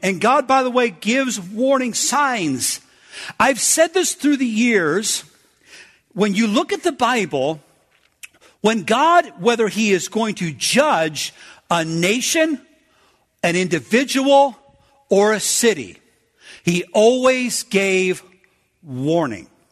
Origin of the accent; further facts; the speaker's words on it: United States; I'm from America.